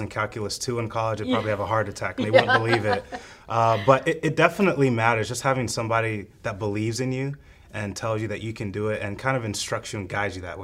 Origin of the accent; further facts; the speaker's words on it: United States; also born or lived in Kenya; I came to the United States very early in life, and I grew up here with my 3 older siblings